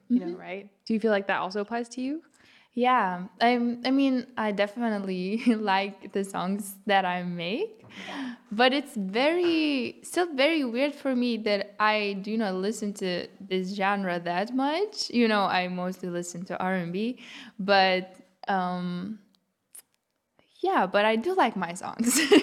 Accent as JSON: {"language": "English", "country": "Lithuania", "first_language": "Lithuanian", "second_language": "English", "moved": "as an adult", "lives_now": "Berlin, Germany", "said": "it was my native language. Um, yeah, English is what I learned after."}